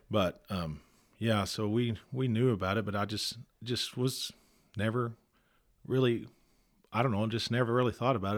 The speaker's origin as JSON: {"language": "English", "region": "Texas", "country": "United States", "tie": "born or raised there", "also_born_or_lived": "Muleshoe, Texas / Rockwall, Texas / Lazbuddie, Texas", "said": "I grew up in Millshew, Texas. Uh, went to, um, high school in Las Buddy."}